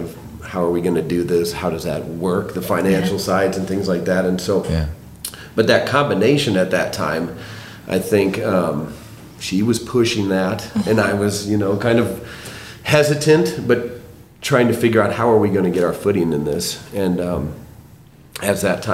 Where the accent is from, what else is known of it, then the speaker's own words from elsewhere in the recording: Moline, Illinois, United States; moved away as an adult; now in Southern Illinois, United States; I'm from Northern Illinois in the Quad Cities in Moline